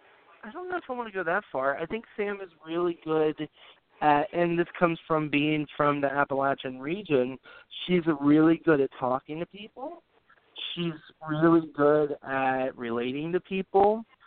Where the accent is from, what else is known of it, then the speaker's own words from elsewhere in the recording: England, United Kingdom; But that's just because I'm an English person and I don't like referring to you.